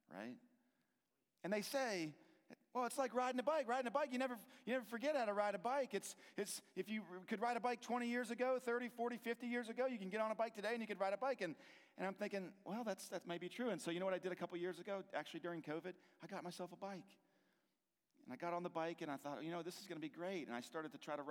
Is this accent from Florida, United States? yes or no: no; Hagerstown, Maryland, United States; I grew up here in Hagerstown on the west side of Maryland